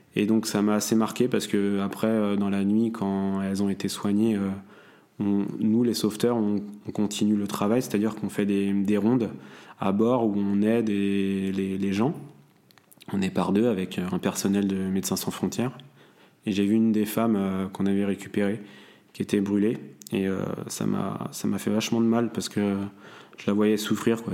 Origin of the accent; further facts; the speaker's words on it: Saint-Briac-sur-Mer, Brittany, France; also born or lived in Dinard; j'ai grandi euh, dans un petit village à côté de Saint-Malo qui s'appelle euh, Saint-Briac-sur-Mer